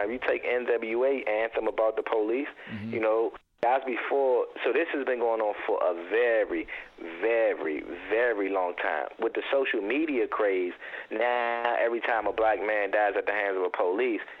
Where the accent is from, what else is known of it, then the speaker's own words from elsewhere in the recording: Forestville, Maryland, United States; It was just it's what we know from growing up in Forestville.